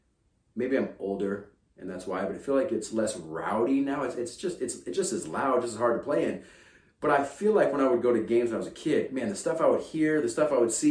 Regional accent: Kansas, United States; now in Minnesota, United States; being born and growing up in Kansas

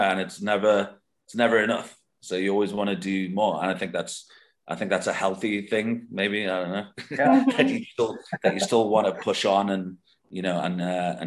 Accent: Liverpool, North West England, United Kingdom; moved away; I'm originally from Liverpool

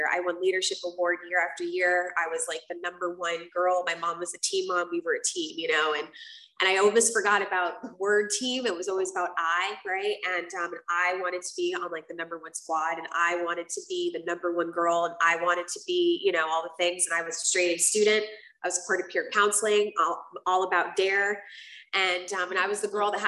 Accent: South Florida, United States; also born or lived in Puerto Rico; I grew up in South Florida, and I grew up between South Florida and Puerto Rico.

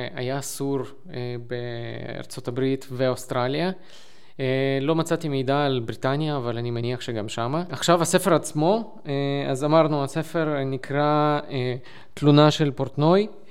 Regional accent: Lviv, Lviv Oblast, Ukraine; אני מלבוב

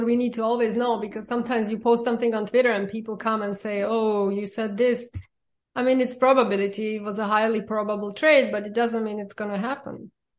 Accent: Slovakia; born or raised there; also born or lived in Germany / New York; now in Miami Beach, United States

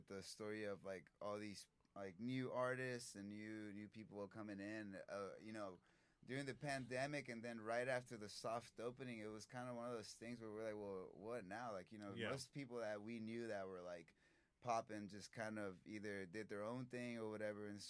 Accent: Austin, Texas, United States; I'm from Austin

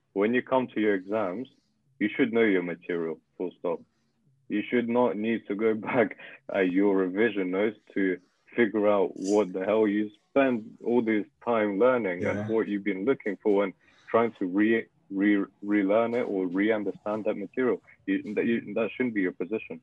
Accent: Russia; English is a second language; now in United Kingdom; I'm from Russia, if anyone is curious, and... Yeah. English is not my first language.

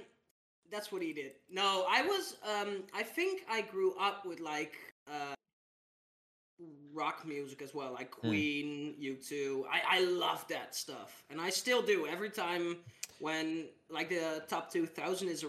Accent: Netherlands; moved away; I'm from the Netherlands

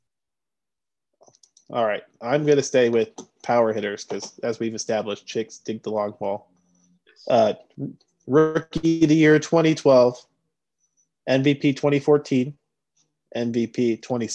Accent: Southern California, United States; growing up in Southern California

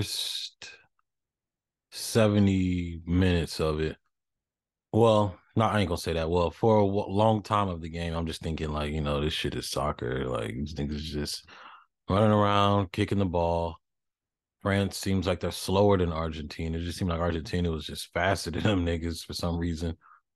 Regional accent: United States; But, you know, I'm too American for that.

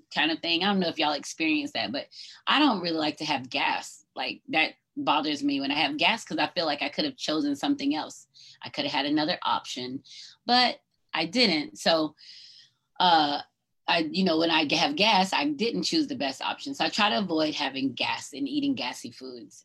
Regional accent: North Georgia, United States; I grew up in Georgia, right? North Georgia.

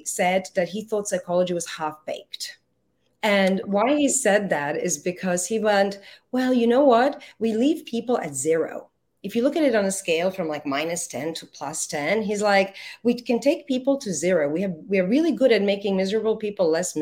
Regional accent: Croatia; now in Singapore; I happen to be Croatian. But that was a long, long time ago in my life. I have been in Singapore since 1990.

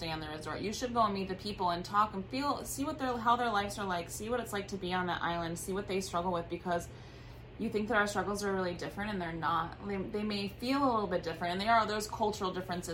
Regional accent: Wisconsin, United States; I'm from Wisconsin

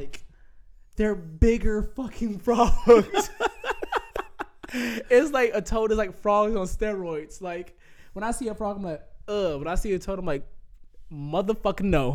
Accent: Atlanta, Georgia, United States; growing up in Georgia, Atlanta

